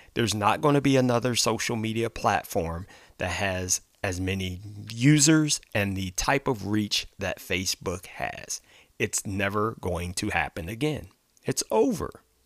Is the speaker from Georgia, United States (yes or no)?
no; Ohio, United States; my home state of Ohio